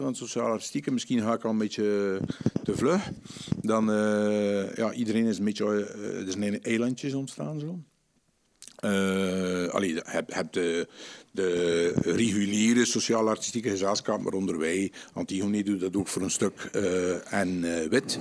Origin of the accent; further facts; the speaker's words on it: Aarsele, Flanders, Belgium; now in Kortrijk, Belgium; ik kom eigenlijk van Aardelbeke